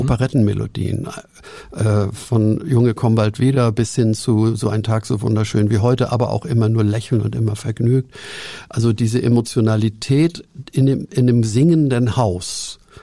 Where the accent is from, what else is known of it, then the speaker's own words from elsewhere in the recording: Hamburg, Germany; ich bin in Hamburg aufgewachsen, im zerstörten Winterhude